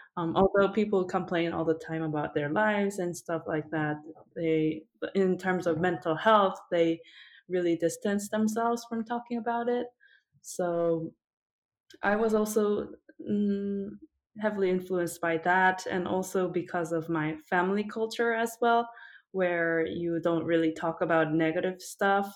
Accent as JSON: {"language": "English", "country": "South Korea", "tie": "born or raised there", "also_born_or_lived": "United States / Japan", "moved": "yes", "said": "I was born and raised in South Korea, but then I I spent a little bit of time in the U.S. when I was little, and then also in Japan when I was older"}